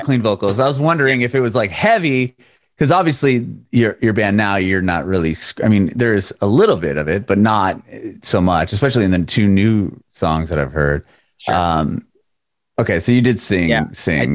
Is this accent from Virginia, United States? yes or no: no; San Diego, California, United States; moved away as an adult; now in Nashville, United States; I'm in Nashville now, but I'm originally from Southern California, from San Diego